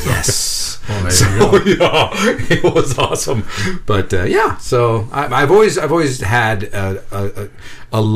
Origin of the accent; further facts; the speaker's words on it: San Jose, California, United States; I was in San Jose